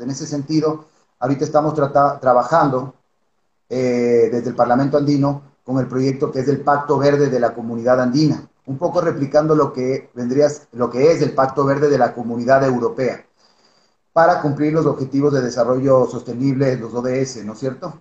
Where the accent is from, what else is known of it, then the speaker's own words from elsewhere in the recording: Ecuador; como ecuatorianos